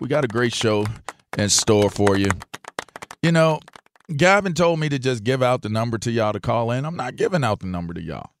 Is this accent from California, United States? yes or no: no; Pittsburgh, Pennsylvania, United States; I grew up in Pittsburgh.